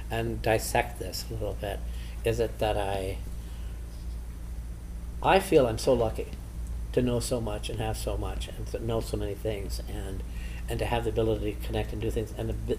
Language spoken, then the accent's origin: English; South Dakota, United States; now in West Hollywood, United States; when I was a little boy growing up in South Dakota, a town of 443 people